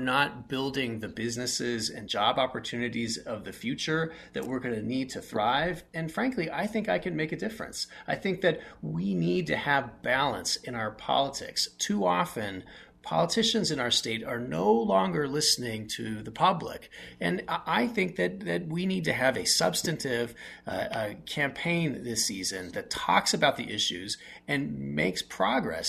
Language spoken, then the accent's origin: English; West Valley City, Utah, United States; I grew up in West Valley City with very limited income